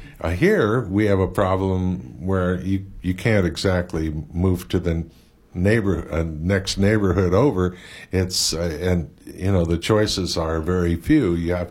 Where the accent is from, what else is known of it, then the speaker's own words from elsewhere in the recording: San Francisco, California, United States; now in Maui, United States; I grew up in San Francisco